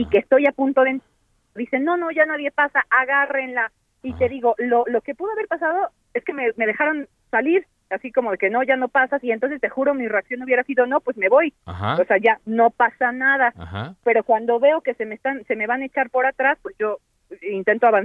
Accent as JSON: {"language": "Spanish", "town": "Cuauhtémoc", "region": "Mexico City", "country": "Mexico", "said": "yo soy de Cuauhtémoc"}